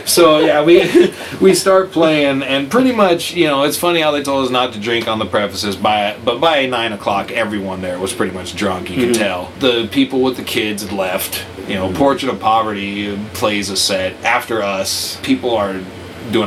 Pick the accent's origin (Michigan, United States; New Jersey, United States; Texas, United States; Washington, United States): Washington, United States; Auburn; I grew up in Auburn